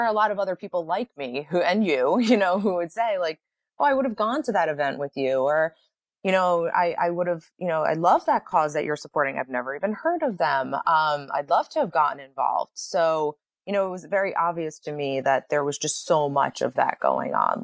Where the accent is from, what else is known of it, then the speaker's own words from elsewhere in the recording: East Coast, United States; moved away as an adult; also born or lived in New York; now in Los Angeles, United States; I was born and raised on the East Coast